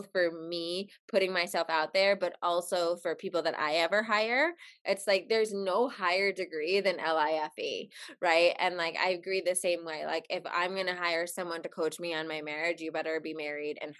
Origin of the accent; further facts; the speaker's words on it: New Jersey, United States; growing up in Jersey, my mom has a sailor's mouth